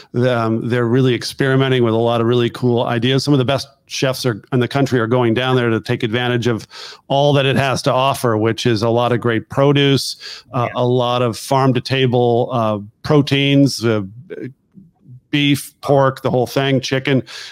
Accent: California, United States; I have people that can't believe I'm from California because I've been in Washington DC area so long.

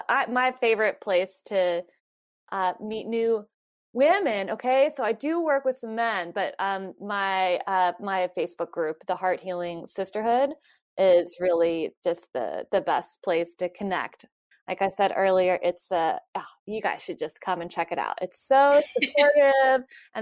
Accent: North Carolina, United States; moved away as an adult; I haven't lived there since I was 18

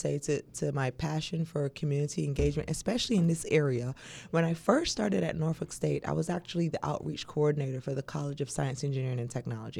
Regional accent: Barbados; now in United States; I was raised in Barbados. So coming over here to Virginia State, you know, that family-like environment for me being an international student was very, very key to my success.

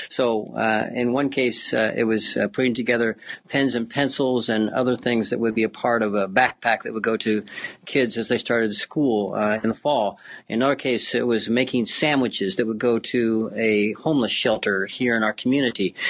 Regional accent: Cambridge, Illinois, United States; I grew up in Cambridge, Illinois, up by the Quad Cities

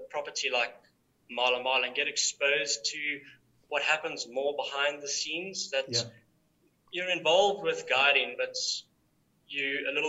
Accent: Gaborone, Botswana; now in South Africa; I grew up in Botswana and Gaborone

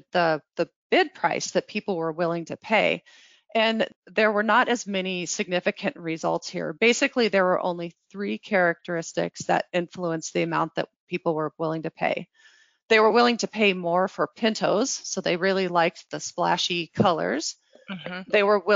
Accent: New Mexico, United States; now in Kentucky, United States; I grew up in New Mexico

